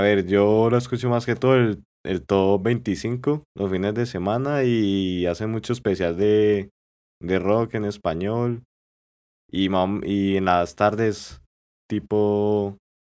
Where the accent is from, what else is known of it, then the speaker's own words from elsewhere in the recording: La Victoria, Valle del Cauca, Colombia; yo soy de la Victoria Valle